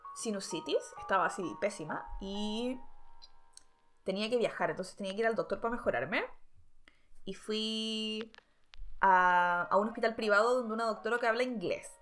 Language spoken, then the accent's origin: Spanish; Chile; now in China; soy de Chile.